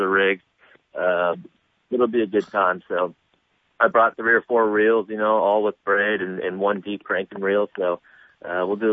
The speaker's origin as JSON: {"language": "English", "town": "San Jose", "region": "California", "country": "United States", "tie": "born or raised there", "moved": "yes", "said": "I grew up down here in San Jose"}